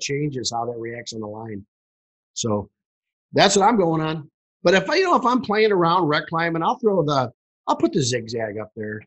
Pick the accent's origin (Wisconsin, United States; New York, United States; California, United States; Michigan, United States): Michigan, United States; Detroit; I'm from Detroit, Michigan.